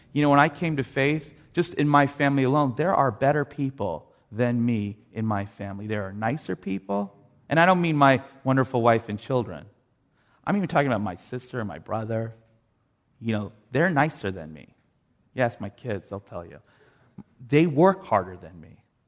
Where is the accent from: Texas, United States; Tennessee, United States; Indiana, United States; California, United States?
California, United States; Los Angeles; When I was growing up in Canoga Park, I got my first library card.